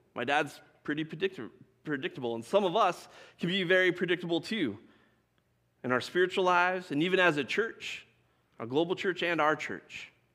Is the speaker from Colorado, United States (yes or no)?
yes; Colorado, United States; I grew up in Colorado.